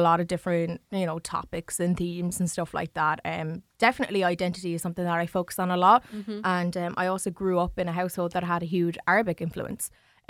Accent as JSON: {"language": "English", "town": "New Ross", "region": "County Wexford", "country": "Ireland", "tie": "born or raised there", "said": "Like, I grew up in New Ross and I grew up with white family and I love them all to pieces, you know."}